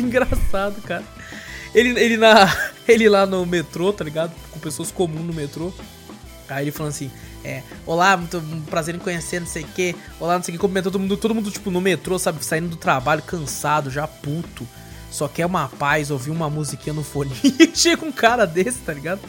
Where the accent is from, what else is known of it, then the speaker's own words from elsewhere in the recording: Brazil; sou do Brasil, from Brasil